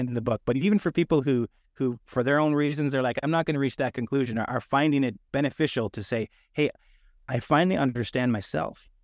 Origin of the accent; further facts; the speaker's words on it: Canada; moved away as an adult; now in Sunnyvale, United States; I'm a Canadian who's moved to the United States